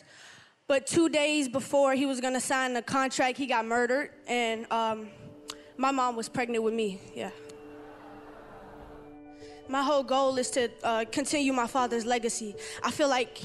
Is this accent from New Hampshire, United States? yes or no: no; Savannah, Georgia, United States; from Savannah, Georgia. I'm 14 years old and I'm a rapper.